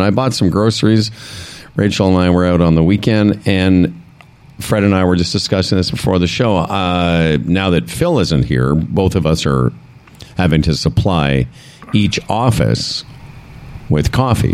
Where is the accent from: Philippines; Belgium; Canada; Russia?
Canada; Western Canada; now in Ontario, Canada; We're from Western Canada.